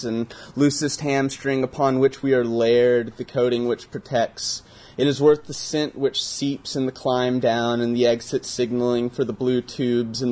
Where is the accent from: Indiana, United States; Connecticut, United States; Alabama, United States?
Alabama, United States; moved away; I'm from the Deep South. I'm from Alabama.